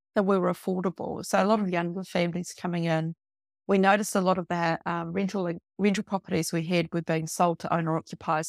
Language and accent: English; Wellington area, New Zealand; moved away as an adult; also born or lived in Upper Hutt; now in Featherston, New Zealand; I grew up in the Wellington area, went to college in Upper Hutt